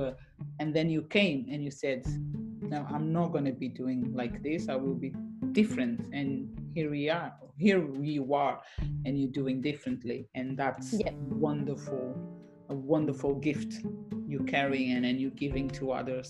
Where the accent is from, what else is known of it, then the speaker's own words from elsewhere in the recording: Portugal; moved away as an adult; I'm from Portugal.